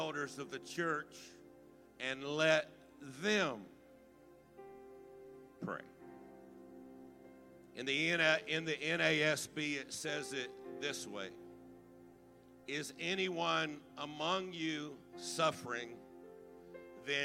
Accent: Baton Rouge, Louisiana, United States; I was raised right here in the Baton Rouge area

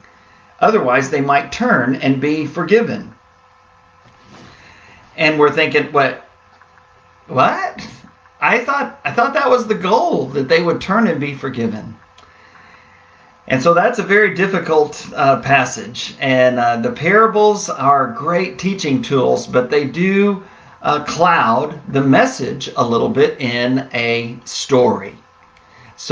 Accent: San Antonio, Texas, United States; as a kid growing up in San Antonio, Texas

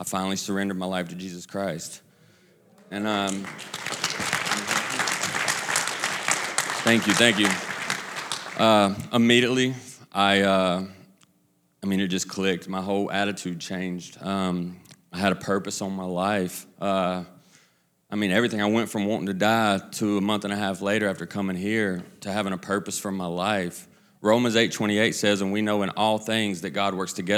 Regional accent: Kannapolis, North Carolina, United States; I'm from Kannapolis, right outside of Charlotte

